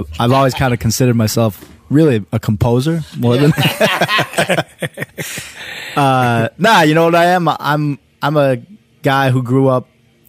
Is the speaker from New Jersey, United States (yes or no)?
no; Minnesota, United States; born or raised there; also born or lived in Madison, Wisconsin